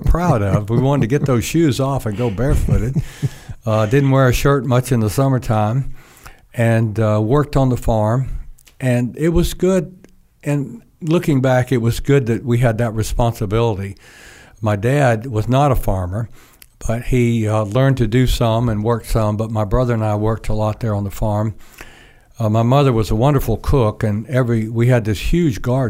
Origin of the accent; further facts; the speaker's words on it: North Georgia, United States; I was born down in South Georgia, but when I was about 2 years old, my parents moved back to North Georgia